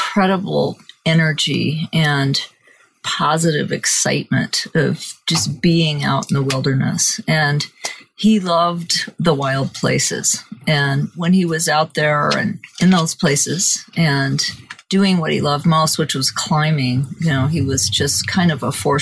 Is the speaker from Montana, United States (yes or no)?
yes; Montana, United States; growing up in Montana